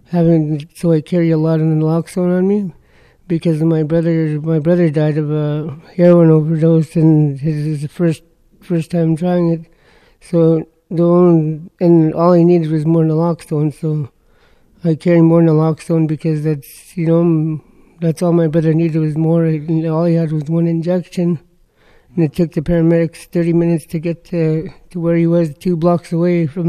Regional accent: Saskatoon, Saskatchewan, Canada; I'm from Saskatoon, Saskatchewan.

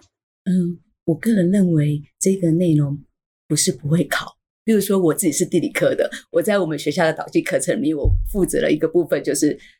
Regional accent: Taiwan; 我们就是台湾人

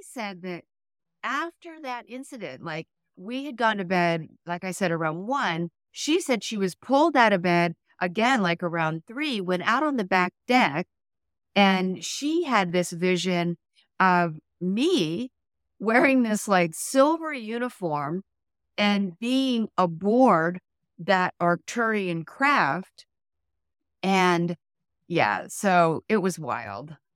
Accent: Dayton, Ohio, United States; also born or lived in Mount Shasta, California; my father was transferred to Dayton, Ohio

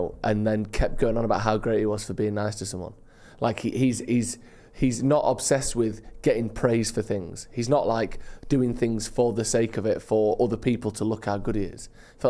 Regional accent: England, United Kingdom; we're English

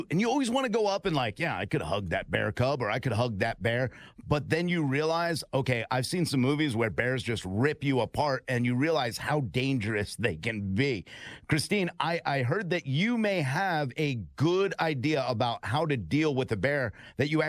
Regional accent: New Haven, Connecticut, United States; So I'm from New Haven

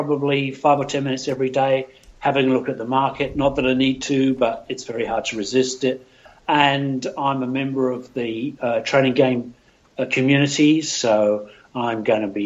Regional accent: Australia; now in United Kingdom; I'm Australian.

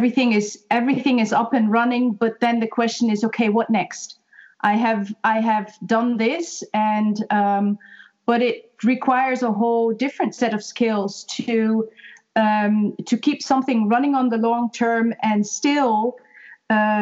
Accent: Netherlands; moved away as an adult; now in Ireland; I'm originally from Holland and moved to Ireland 3.5 years ago.

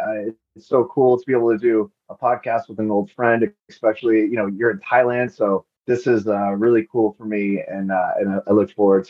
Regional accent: Ladybrand, Free State, South Africa; born there; also born or lived in Lesotho; so they moved to Lesotho, and I was born in South Africa, which is right across the border, just because at the time the hospitals were better in South Africa.

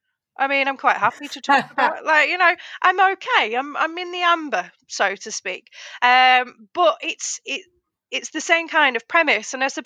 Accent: North West England, United Kingdom; accent: Oldham; I've accepted that my accent is quite a mix. But when I am, like, in the car, for example, when there are certain moments, it goes very Oldham.

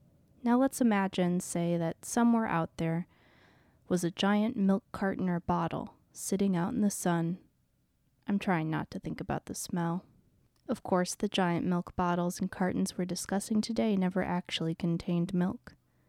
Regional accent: Wisconsin, United States; I grew up in Wisconsin, so I'm a dairy guy at heart

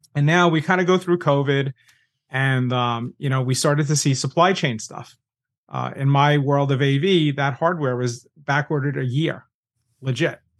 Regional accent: New York, United States; I'm New Yorker

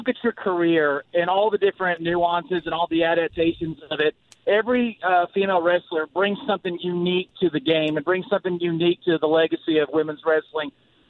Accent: the South, United States; I'm from the South

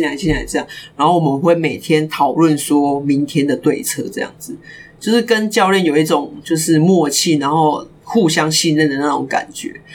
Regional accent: Kaohsiung, Taiwan; 我是高雄人

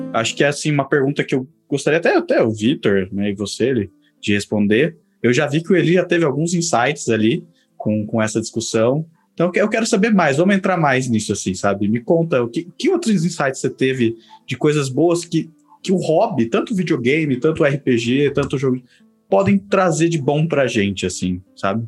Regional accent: São Paulo, Brazil; a gente é aqui da, do estado de São Paulo

